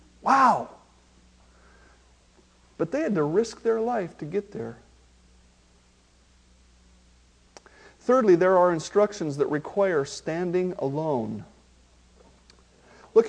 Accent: Marysville, United States; I have a friend that I grew up with in Marysville

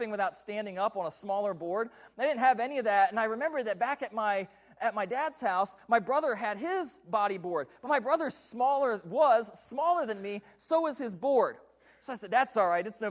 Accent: Delaware, United States; now in Puyallup, United States; I grew up in the state of Delaware.

